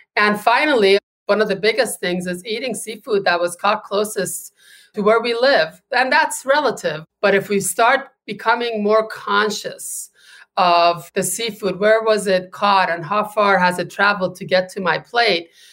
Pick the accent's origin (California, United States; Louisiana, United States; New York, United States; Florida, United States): California, United States; now in Gloucester, United States; my home state of California